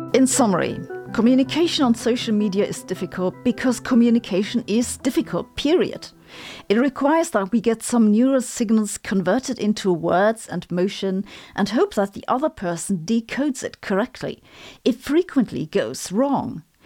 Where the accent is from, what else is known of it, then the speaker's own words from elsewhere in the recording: Germany; accent: German; English is a second language; my German accent